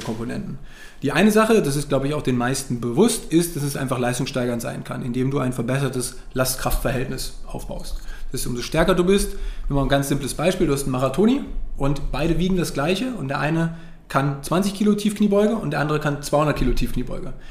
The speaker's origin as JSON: {"language": "German", "town": "Wolfsburg", "region": "Lower Saxony", "country": "Germany", "said": "ich komme ja eigentlich aus Wolfsburg"}